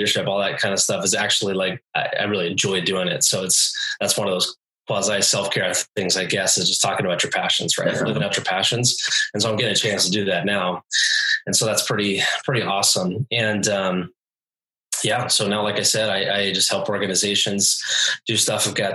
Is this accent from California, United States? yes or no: yes; California, United States; moved away as an adult; also born or lived in New Mexico; now in Washington, United States; I was born and raised in California